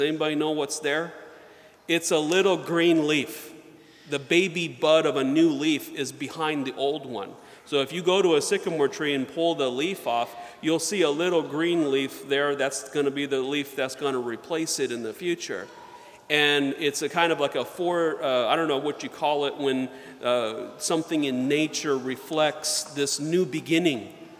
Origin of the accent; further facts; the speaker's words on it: the South, United States; I remember in Sunday school, when I was growing up in the South, the teacher had a branch of a sycamore tree